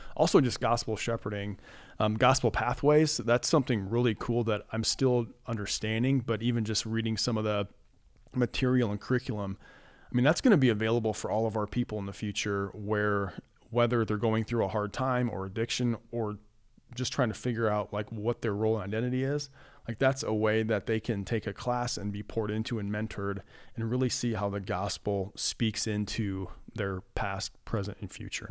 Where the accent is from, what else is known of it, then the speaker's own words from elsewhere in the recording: Cedar Falls, Iowa, United States; my wife and I grew up in Cedar Falls. So after forty years living there, we are in the process of making the move down to Cedar Rapids